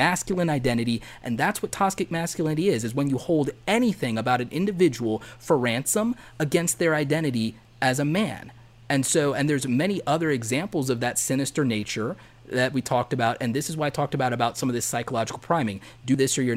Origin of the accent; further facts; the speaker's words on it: the South, United States; I grew up in the South